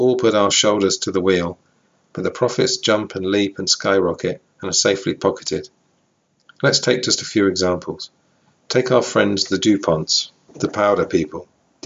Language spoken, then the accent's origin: English; England, United Kingdom; I'm from England